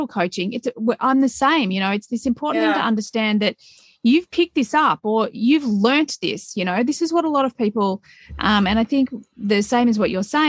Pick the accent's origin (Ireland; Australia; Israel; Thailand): Australia; Melbourne, Victoria; We've got a city here in Australia called Melbourne, and I grew up in Melbourne